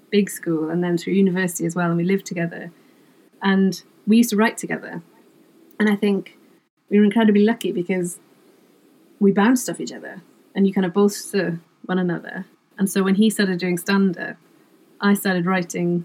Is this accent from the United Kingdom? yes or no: yes; Wales, United Kingdom; first language Welsh; English is a second language; my first language is Welsh.